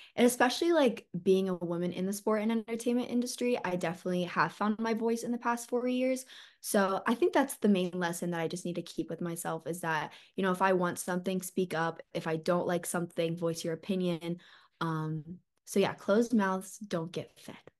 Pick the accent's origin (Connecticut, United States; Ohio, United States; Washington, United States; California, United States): Ohio, United States; Columbus; also born or lived in Athens, Ohio; I'm originally from Columbus, Ohio.